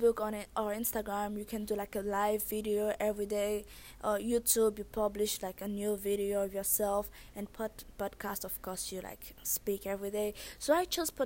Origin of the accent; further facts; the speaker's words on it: Haiti; accent: thick accent; moved away; I was born and raised in Haiti